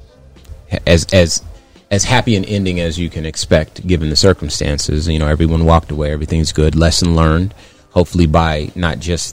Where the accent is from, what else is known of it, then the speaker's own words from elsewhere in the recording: Phoenix, Arizona, United States; also born or lived in California; I call myself from Phoenix, but I was born in California